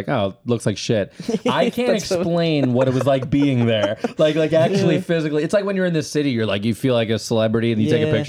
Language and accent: English; Massapequa, New York, United States; Italian American. I grew up in Massapequa